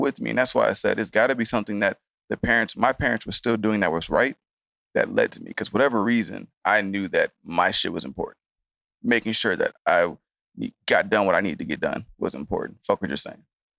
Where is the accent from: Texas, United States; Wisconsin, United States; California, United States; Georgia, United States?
Georgia, United States; Atlanta; also born or lived in Chicago; Yeah, I grew up in Atlanta and Chicago.